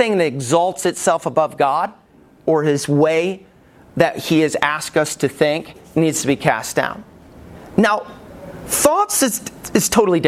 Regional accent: Alabama, United States; When I was growing up in Alabama

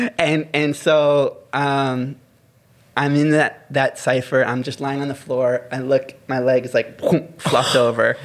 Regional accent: Maryland, United States; moved away; growing up in the states, like where I grew up in Maryland

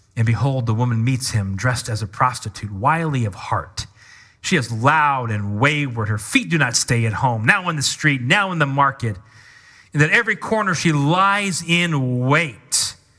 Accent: Washington, United States; moved away; also born or lived in Kentucky / Midwest; I grew up in Washington, so West Coast.

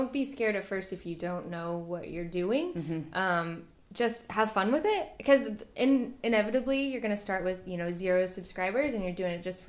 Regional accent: San Francisco, California, United States; moved away as an adult; also born or lived in Nebraska; We're from San Francisco originally.

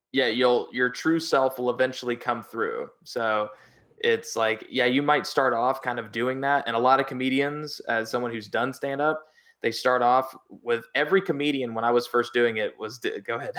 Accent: Oklahoma, United States; Oklahoma, uh, my home state.

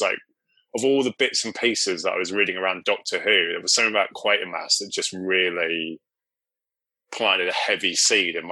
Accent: Cornwall, South West England, United Kingdom; I grew up in Cornwall

